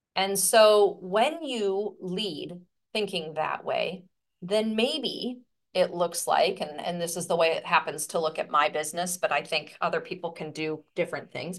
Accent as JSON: {"language": "English", "region": "Midwest", "country": "United States", "said": "I'm from the Midwest"}